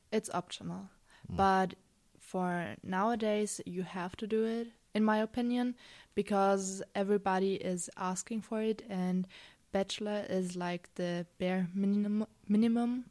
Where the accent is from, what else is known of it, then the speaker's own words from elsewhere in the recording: Germany; I'm not from Austria, I'm from Germany